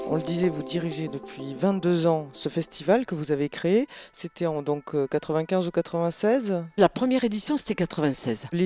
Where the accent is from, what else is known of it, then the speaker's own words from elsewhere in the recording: Sommières, Occitania, France; also born or lived in Beaucaire; Je suis né à Beaucaire, voilà, et j'ai grandi, oui, euh, dans la région, vers Sommière entre Nîmes et Saumière.